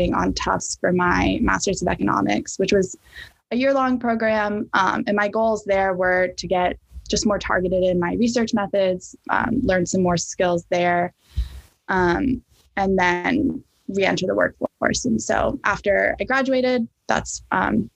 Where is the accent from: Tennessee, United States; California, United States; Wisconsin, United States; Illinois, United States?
Tennessee, United States; Knoxville; moved away as an adult; also born or lived in Birmingham, Alabama; now in Boston, United States; I'm originally from Knoxville, Tennessee, but I've been in the Boston area for the past year and a half now.